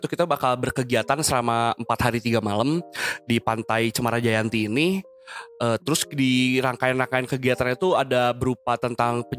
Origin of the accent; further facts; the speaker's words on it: Bandung, West Java, Indonesia; Uh, kebetulan gue orang asli Bandung.